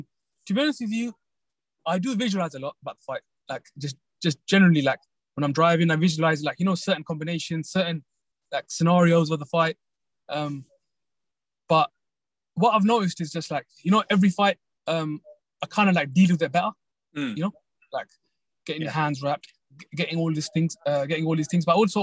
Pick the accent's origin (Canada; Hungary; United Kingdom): United Kingdom; Like, being British and Pakistani, it's like you hit both markets.